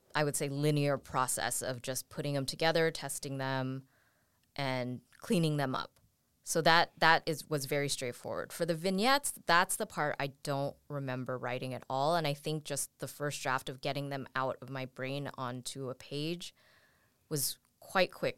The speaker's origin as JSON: {"language": "English", "town": "San Francisco", "region": "California", "country": "United States", "tie": "born or raised there", "said": "I grew up, I was born and raised in San Francisco"}